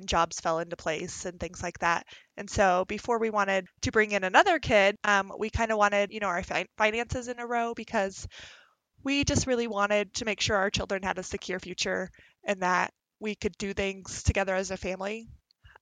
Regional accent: Aurora, Colorado, United States; I am from Aurora, Colorado.

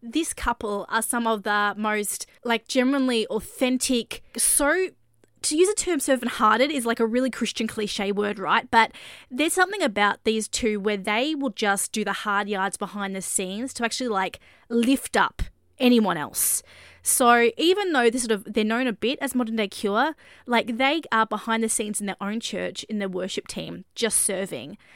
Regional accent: Australia; moved away; I'm an Aussie expat

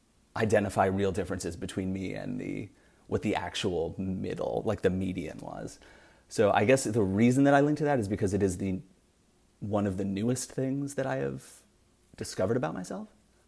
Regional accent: Fall River, Massachusetts, United States; I grew up in Fall River, Massachusetts.

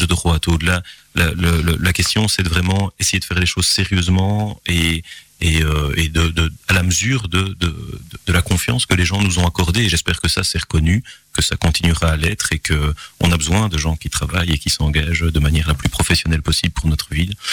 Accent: Gilly, Wallonia, Belgium; moved away as an adult; also born or lived in Belfast / Groningen / Strasbourg; on grandit à Gilly euh, où euh, j'ai eu le plaisir de, vivre, de grandir

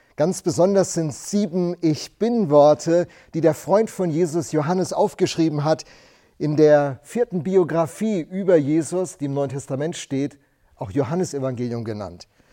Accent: Rhenish Hesse, Rhineland-Palatinate, Germany; Ich bin in einer Weingegend groß geworden in Rheinhessen

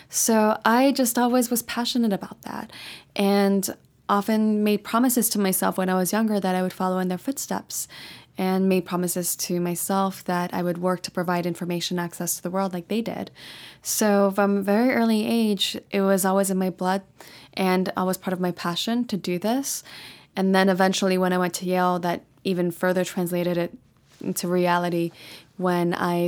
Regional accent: Paris, Île-de-France, France; born there; I was born in Paris, France. Actually in the 20th arrondissement, which is a really lovely district and I visit often, actually.

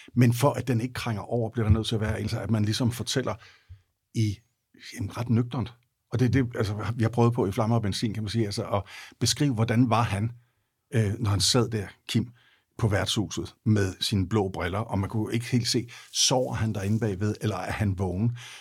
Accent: Denmark; jeg er vokset op i Jylland

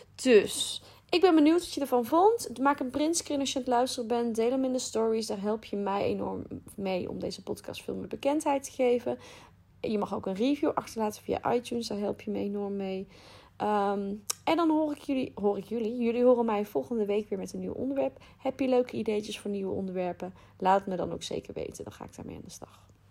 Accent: North Brabant, Netherlands; accent: Brabant; ik woon in Brabant, als je dat nog niet had begrepen aan mijn accent

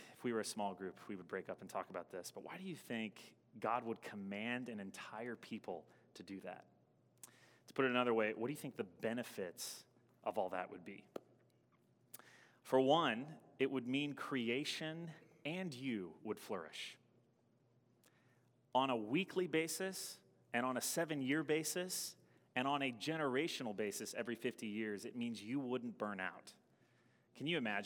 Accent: the South, United States; now in Madison, United States; Where I grew up in the South, all the lawns were super manicured

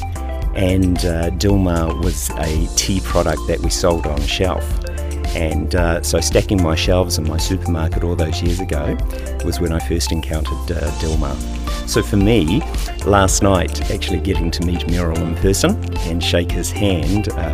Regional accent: Sunshine Coast, Queensland, Australia; I'm from Australia, from specifically the Sunshine Coast in Australia, in a regional town called Biewa

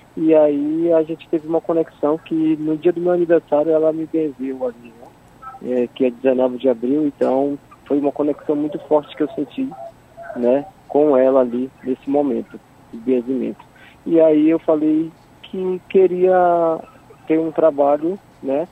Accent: Manaus, Amazonas, Brazil; moved away; eu sou do estado do Amazonas, sou de Manaus

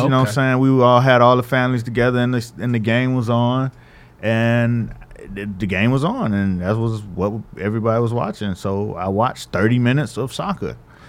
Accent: Miami, Florida, United States; I grew up in Miami, Florida. My family's not from some other country. This is like we black, regular black.

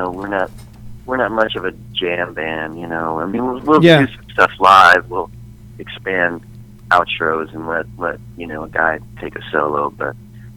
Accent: Scottsdale, Arizona, United States; growing up in Phoenix, in Scottsdale. You know, when I was a kid, the biggest station in Arizona was KNIX.

